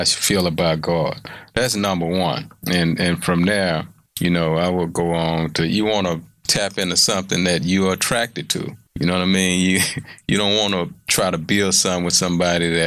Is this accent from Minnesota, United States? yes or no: no; Houston, Texas, United States; I'm from Fifth Ward, transferred to a school from Third Ward